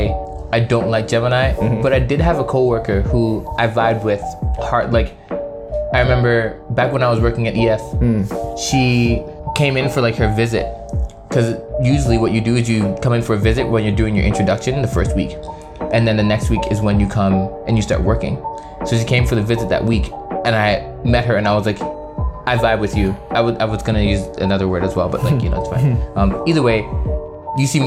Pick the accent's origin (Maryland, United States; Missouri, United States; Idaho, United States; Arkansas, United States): Maryland, United States; also born or lived in New York; Born in New York, raised in Maryland.